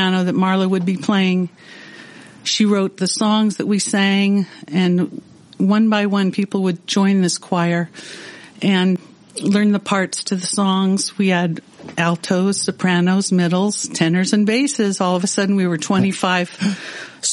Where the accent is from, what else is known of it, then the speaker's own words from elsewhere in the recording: Sausalito, California, United States; I came from Sausalito, and I had a musical life there, a musical childhood